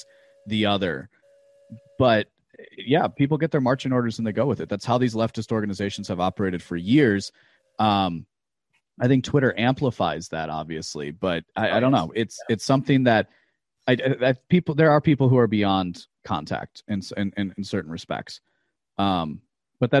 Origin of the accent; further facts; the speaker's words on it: Midwest, United States; growing up in the Midwest